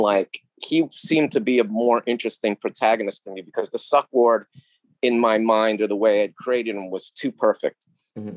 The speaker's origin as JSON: {"language": "English", "town": "New York City", "region": "New York", "country": "United States", "tie": "born or raised there", "said": "I grew up in New York in the 70s and 80s"}